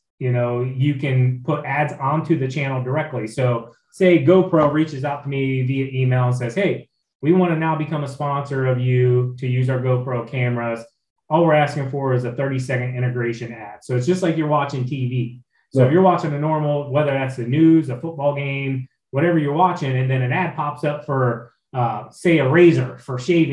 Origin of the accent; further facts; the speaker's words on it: Ohio, United States; I'm from Ohio